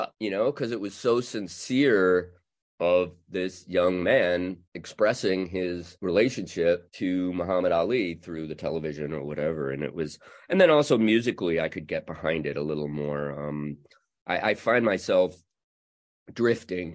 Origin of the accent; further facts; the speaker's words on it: Chicago, Illinois, United States; I'm a Chicagoan